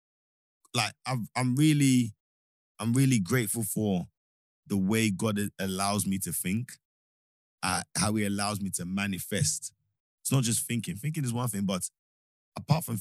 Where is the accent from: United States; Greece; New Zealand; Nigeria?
Nigeria; now in United Kingdom; I'm a Nigerian first before anything. British, yes